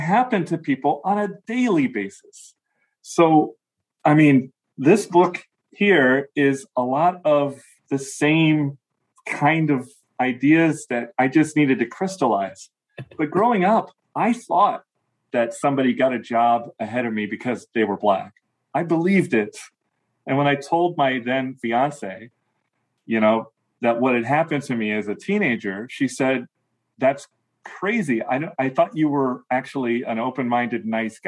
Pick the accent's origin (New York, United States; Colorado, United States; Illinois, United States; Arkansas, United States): Illinois, United States; Chicago; I lived adjacent to the Black community growing up in the Chicago area